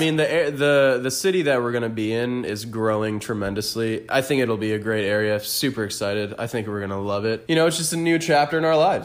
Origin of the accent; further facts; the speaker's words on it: Orlando, Florida, United States; moved away; born and raised in the four oh seven